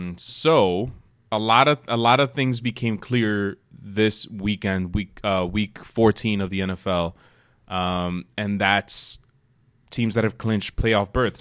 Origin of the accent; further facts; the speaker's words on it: United States; we are both first generation Americans